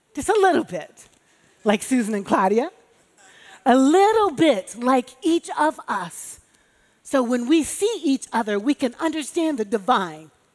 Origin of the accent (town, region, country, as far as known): Chicago, Illinois, United States; born or raised there